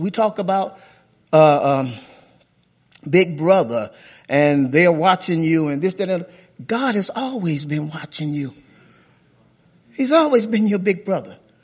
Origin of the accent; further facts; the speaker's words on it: Chicago, Illinois, United States; moved away; when I was a little kid growing up in Sh, on the south side of Chicago